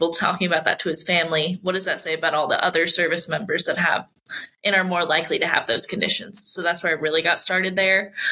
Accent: Spain; born there; I was born in Spain because he was stationed over in Spain at the time. I've lived in four countries, but I never really picked up anything other than English

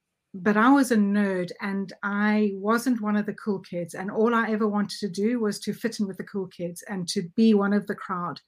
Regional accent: South Africa; accent: South African; now in United Kingdom; I'm actually South African, so I'm actually, my accent is a mixture of English, and it's more South African than English.

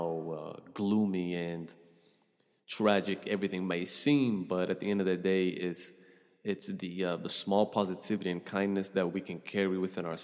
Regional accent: Florida, United States; I'm from the South, bro. I'm from the Sunshine State.

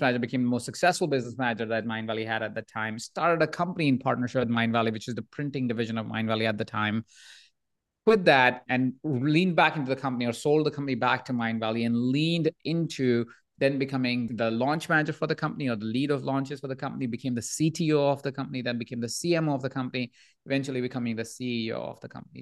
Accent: Jaipur, Rajasthan, India; moved away; I was born in India, in a small town of Jaipur

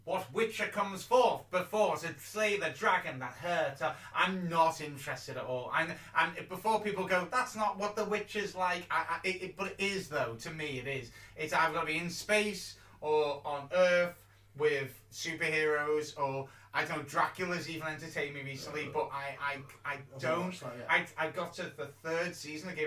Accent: United Kingdom

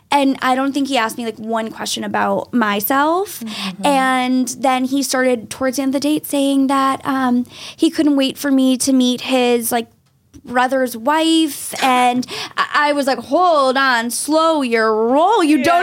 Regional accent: Wilmington, Massachusetts, United States; 27. 27. Where are you from, born and raised? Uh, Wilmington, just north of the city.

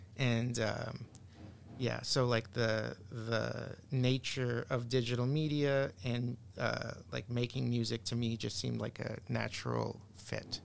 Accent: Canada; also born or lived in Boston, United States; I'm Canadian

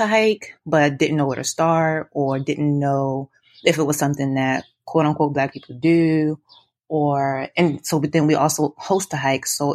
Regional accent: Baltimore, Maryland, United States; growing up in Baltimore

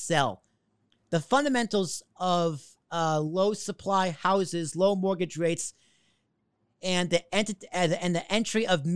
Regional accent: Braintree, Massachusetts, United States; In Massachusetts, where I grew up, my hometown

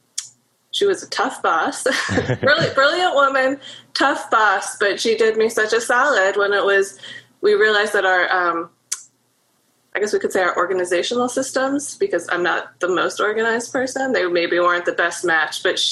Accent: Maryland, United States; moved away as an adult; also born or lived in New York; now in Baltimore, United States; I grew up in Maryland, and I graduated from the University of Maryland.

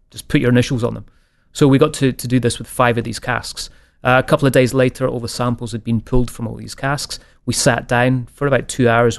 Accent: Scotland, United Kingdom; being Scottish

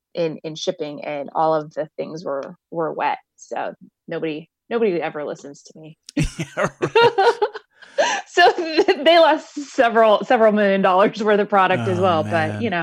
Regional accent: Midwest, United States; also born or lived in Miami; So I, you know, I grew up in the Midwest, and like I said, I've lived a lot of places.

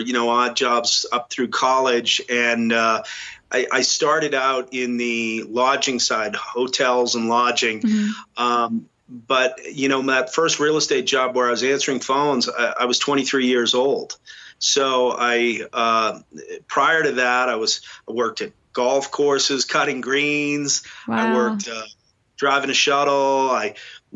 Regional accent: New England, United States; moved away as an adult; also born or lived in Boston; now in Telluride, United States; I'm based in Telluride, Colorado, but I grew up in New England where I was raised and went to school

